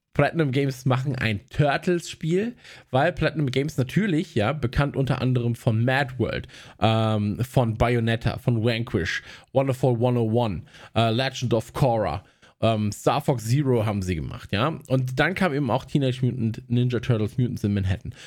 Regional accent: North Rhine-Westphalia, Germany; bei uns in Nordrhein-Westfalen

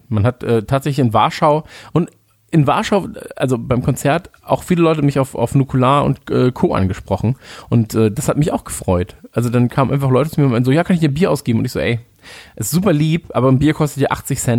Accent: Cologne, North Rhine-Westphalia, Germany; ich komme aus Köln

